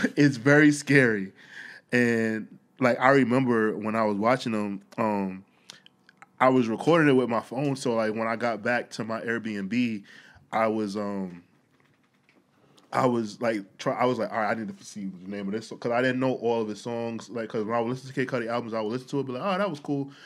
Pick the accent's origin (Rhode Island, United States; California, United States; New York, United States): New York, United States; New York City; I'm a New Yorker